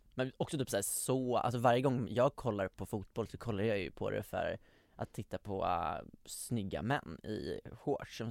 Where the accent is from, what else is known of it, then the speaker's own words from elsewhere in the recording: Västerås, Västmanland, Sweden; jag är från Västerås uppenbarligen